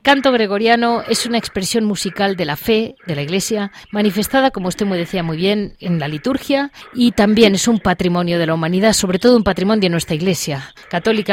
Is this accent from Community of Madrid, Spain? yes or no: yes; Madrid, Community of Madrid, Spain; yo como madrileña